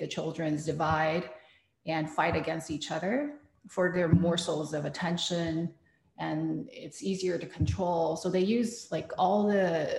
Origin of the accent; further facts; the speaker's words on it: Taiwan; moved away; I am somebody who suffered parental abuse growing up in Taiwan